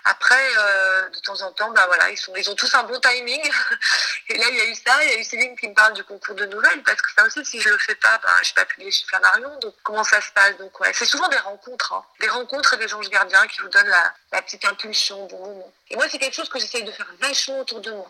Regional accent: Marseille, Provence-Alpes-Côte d'Azur, France; moved away as an adult; also born or lived in Paris; J'ai grandi à Marseille, donc je suis arrivée à Paris en tapant à la porte des maisons d'édition

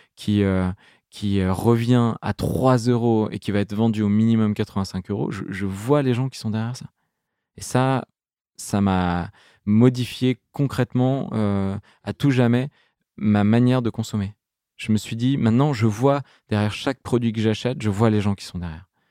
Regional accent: Grenoble, Auvergne-Rhône-Alpes, France; grandir à Grenoble, à côté de Grenoble, en plein milieu de la nature

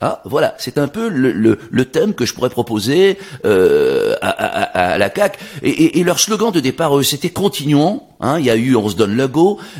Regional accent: France; now in Canada; Bref, je suis un Français tout à fait québécois.

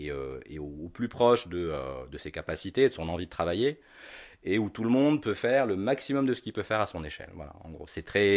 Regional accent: Algeria; also born or lived in London / Tunisia; now in France; je suis né à Londres. {S0} D'accord. {S1} Euh, J'y ai passé ma tendre enfance et le reste de mon enfance en Algérie

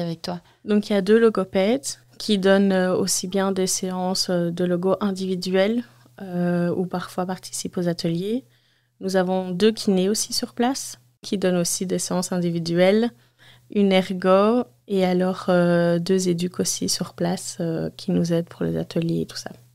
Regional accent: Waterloo, Wallonia, Belgium; 31 ans, je viens de Waterloo

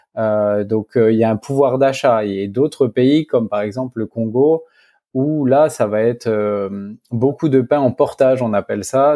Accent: Dijon, Bourgogne-Franche-Comté, France; also born or lived in Africa; now in Bordeaux, France; je suis originaire de Dijon, de la région Bourgogne

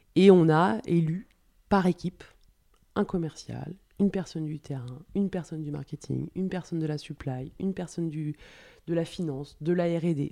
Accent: France; also born or lived in Paris; now in Lyon, France; on est des Français, c'est dans notre culture

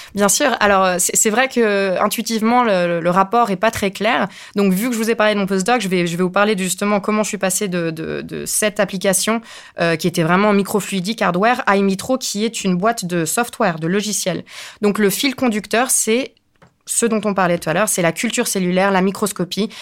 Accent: Spain; now in France; je suis espagnole

